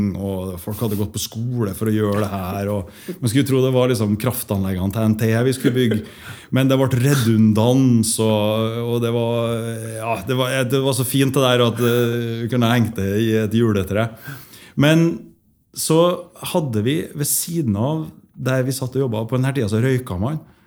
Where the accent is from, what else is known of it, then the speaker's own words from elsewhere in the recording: Trondheim, Trøndelag, Norway; moved away as an adult; also born or lived in Stockholm, Sweden; jeg vokste opp eh, på Moholt